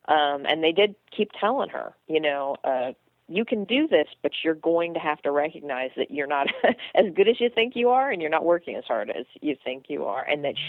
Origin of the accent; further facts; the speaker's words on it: Midwest, United States; as a Midwesterner